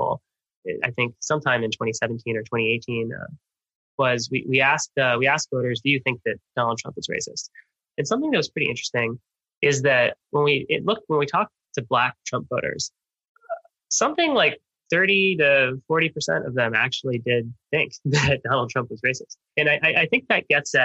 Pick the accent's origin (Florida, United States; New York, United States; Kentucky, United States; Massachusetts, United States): Florida, United States; Miami; I grew up in Miami, one of the most, you know, diverse places in the world